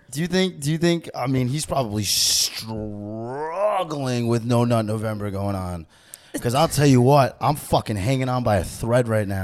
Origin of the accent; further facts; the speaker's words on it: New York, United States; also born or lived in New Jersey; growing up in New York for me. I was, like, close to the Bronx